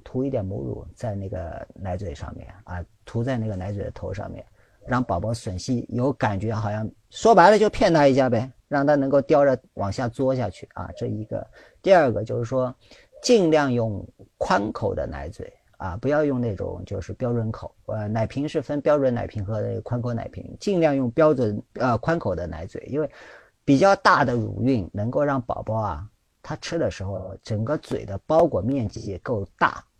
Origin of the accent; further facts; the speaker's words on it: China; 我们中国人